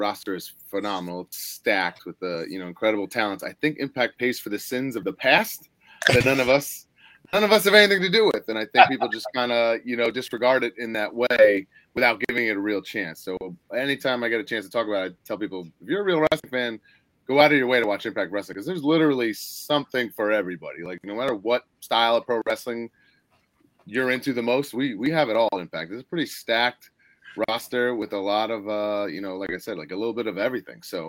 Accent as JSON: {"language": "English", "town": "Glen Cove", "region": "New York", "country": "United States", "tie": "born or raised there", "said": "I grew up in Glen Cove"}